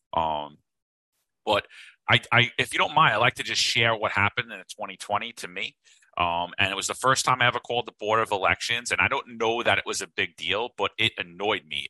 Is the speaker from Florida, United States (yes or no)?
no; New York, United States; We're two Italians from New York.